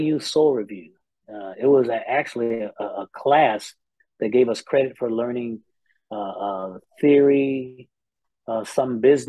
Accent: Indianapolis, Indiana, United States; moved away as an adult; now in Nashville, United States; I was also born in the city of Indianapolis, Indiana. Born and raised there

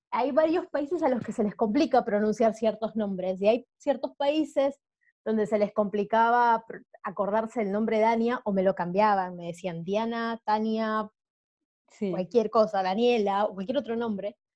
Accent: Peru; accent: between Peruvian and Argentine; moved away as an adult; now in Buenos Aires, Argentina; Yo soy de Perú, viví 18 eh, años en Perú y luego me mudé a Buenos Aires, por eso creo que sigo teniendo este acento un poco raro entre peruano

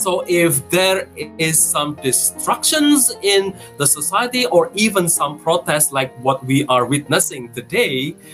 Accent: Indonesia; as a Christian uh, growing up in Indonesia

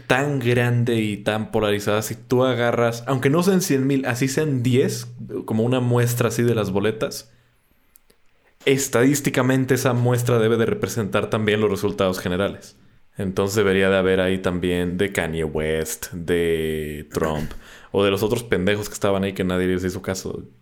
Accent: Mexico

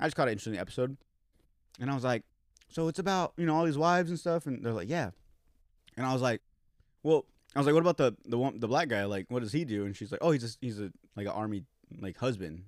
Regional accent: Yuma, Arizona, United States; born or raised there

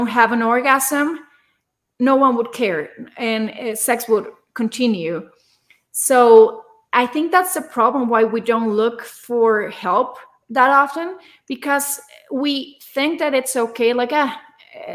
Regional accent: Torreón, Coahuila, Mexico; now in Mexico City, Mexico; I'm from a small city in the north of Mexico. I'm from Torreón, but I live in Mexico City now.

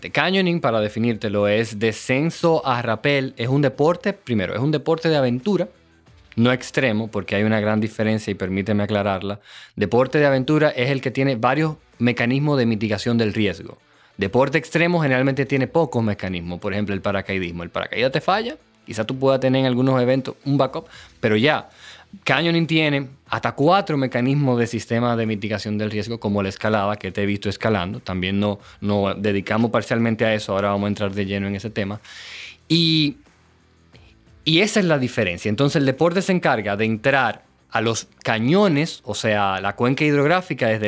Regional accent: Venezuela; Venezuela de ecoturismo, que era lo que yo entendía yo así en ese momento, funcionaban y pensaba solamente en mi país y decía, wow, es que esto es posible.

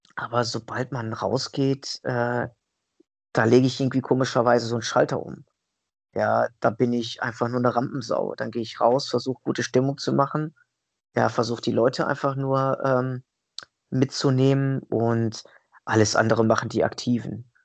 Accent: Italy; ich bin ja Italiener, durch und durch

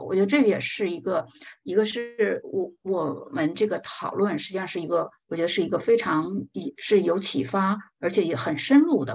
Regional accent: China; 我们中国人

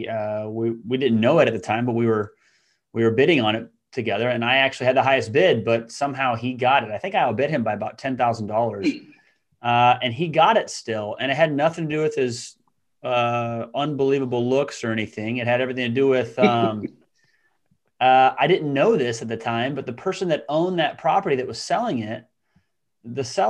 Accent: Council Bluffs, Iowa, United States; So I was born and raised in Council Bluffs, Iowa, which is a suburb of Omaha, Nebraska.

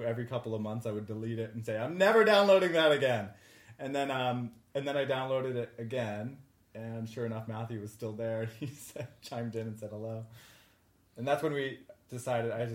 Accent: Canada; moved away; I'm Canadian, I lived on the other side of the border. I was living in Canada

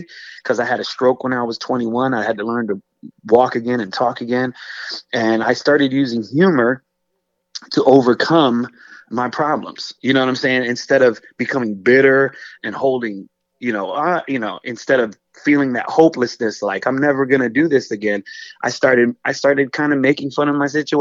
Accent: Racine, Wisconsin, United States; now in the South, United States; I grew up in Racine, Wisconsin is where I was born, but I grew up on the border

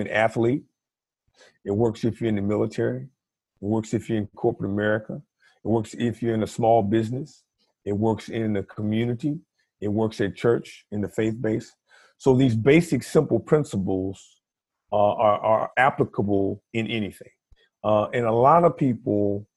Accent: Virginia, United States; also born or lived in Washington, D.C.; I grew up in Virginia. I moved from Washington, D.C., a all-black environment

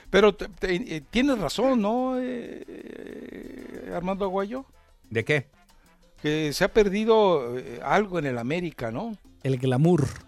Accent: Guadalajara, Jalisco, Mexico; yo soy provinciano, yo vengo llegando de Guadalajara

